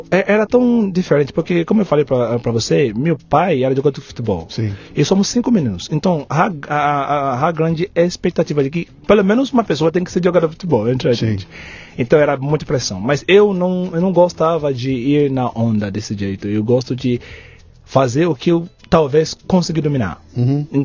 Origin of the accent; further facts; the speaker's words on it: Ibadan, Oyo, Nigeria; Portuguese is a second language; moved away as an adult; now in São Paulo, Brazil; Eu nasci, eu nasci na Nigéria, na cidade chama, chamada Ibadan.